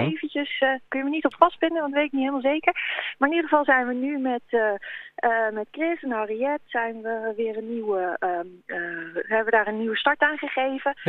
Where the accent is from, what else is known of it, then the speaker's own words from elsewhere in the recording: Vreeswijk, Utrecht, Netherlands; moved away as an adult; also born or lived in Nijmegen; now in Sint Hubert, Netherlands; kom ik uit, uit Nieuwe uit Vreeswijk eigenlijk, een oh. dorpje onder Utrecht